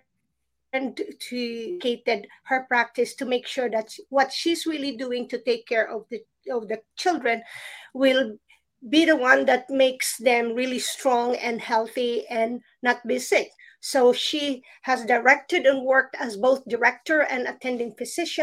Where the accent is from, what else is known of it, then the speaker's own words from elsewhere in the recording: Philippines; when I was still a child growing up in the Philippines